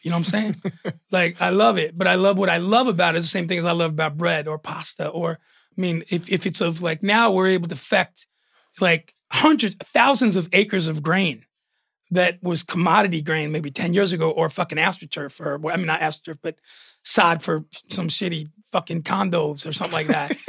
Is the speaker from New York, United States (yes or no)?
yes; New York, United States; moved away as an adult; also born or lived in Arizona; being a kid and growing up in New York